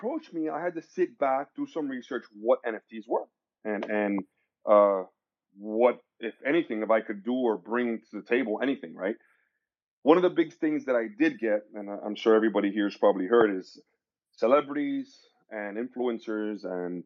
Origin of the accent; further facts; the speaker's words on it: Miami, Florida, United States; I was born and raised in Miami, Florida, sunny Florida.